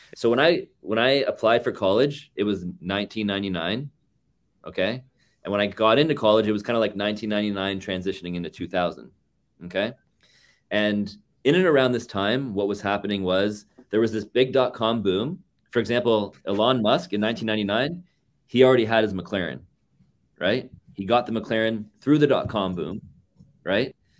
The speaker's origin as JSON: {"language": "English", "town": "Toronto", "region": "Ontario", "country": "Canada", "tie": "born or raised there", "also_born_or_lived": "Markham, Ontario", "moved": "as an adult", "lives_now": "Vancouver, Canada", "said": "born and raised in Toronto, and then, um, in and around my thirty-seventh birthday, uh, I decided that I had enough of Toronto"}